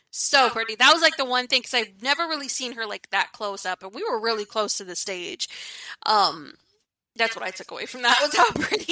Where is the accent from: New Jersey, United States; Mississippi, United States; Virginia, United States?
Virginia, United States; I'm from Virginia, if you don't know.